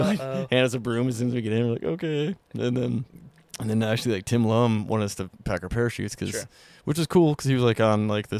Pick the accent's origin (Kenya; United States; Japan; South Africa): United States; Alaska; I grew up in Alaska.